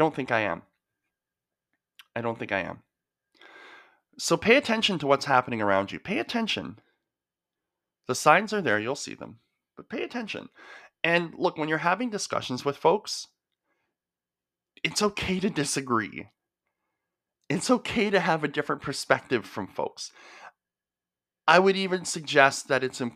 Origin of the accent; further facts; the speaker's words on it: the Okanagan, British Columbia, Canada; I grew up in the Okanagan